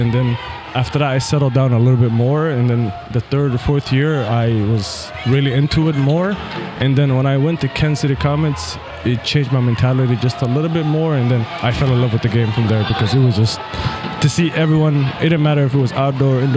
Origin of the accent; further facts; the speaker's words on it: Mogadishu, Banaadir, Somalia; also born or lived in Cairo, Egypt / Omaha, Nebraska; now in United States; I was born in Mogadishu, Somalia, and then from there I moved to Egypt, Cairo, Egypt, and I lived there for about 6 years. And then we came to America in 2007 as refugees